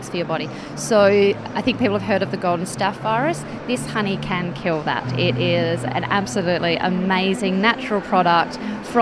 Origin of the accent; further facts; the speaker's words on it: Western Australia, Australia; I'm actually from Western Australia